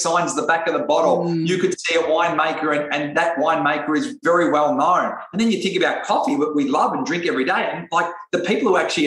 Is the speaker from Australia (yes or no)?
yes; Australia; I'm from Australia